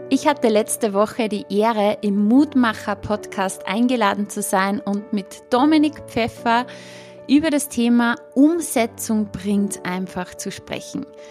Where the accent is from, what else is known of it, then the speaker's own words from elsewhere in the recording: Upper Austria, Austria; accent: Upper Austrian dialect; meinen oberösterreichischen Dialekt